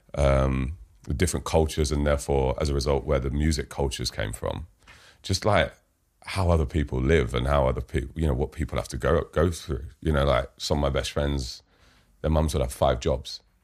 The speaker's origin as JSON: {"language": "English", "region": "London", "country": "United Kingdom", "tie": "born or raised there", "said": "London, I grew up in Fulham"}